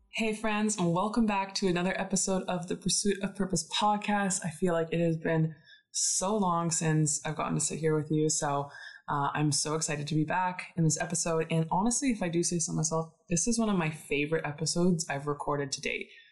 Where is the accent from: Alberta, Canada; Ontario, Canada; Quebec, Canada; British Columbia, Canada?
Alberta, Canada; Calgary; I am from Calgary